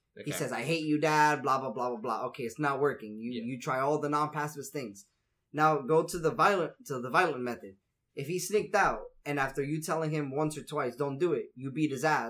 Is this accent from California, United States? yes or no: no; New York, United States; It's my way of talking. I am from New York.